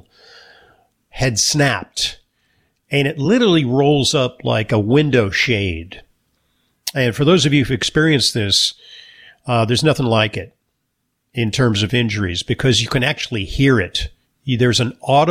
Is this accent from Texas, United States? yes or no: no; New York, United States; I'm a New Yorker